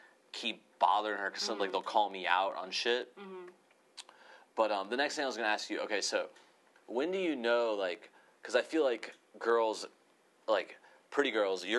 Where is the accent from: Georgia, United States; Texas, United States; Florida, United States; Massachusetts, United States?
Florida, United States; now in Los Angeles, United States; I'm from Florida